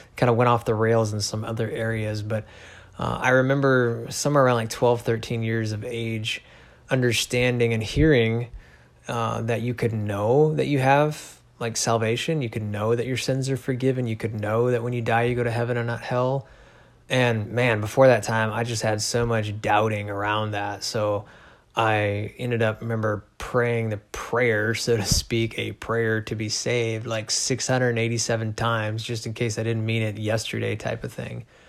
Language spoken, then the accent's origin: English; Chicago, Illinois, United States; also born or lived in Missouri; now in Alaska, United States; raised pretty much my whole life, uh, my upbringing anyway, in Illinois, suburbs of Chicago